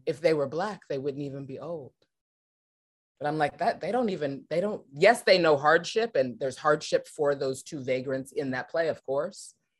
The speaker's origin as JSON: {"language": "English", "town": "Los Angeles", "region": "California", "country": "United States", "tie": "born or raised there", "said": "I was born and raised in Los Angeles, California, around the T V and film industry"}